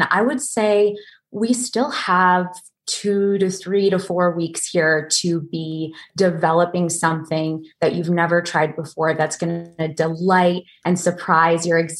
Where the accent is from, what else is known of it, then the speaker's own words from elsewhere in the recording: Maple Corner, Vermont, United States; moved away; the quaint little village of Maple Corner, Vermont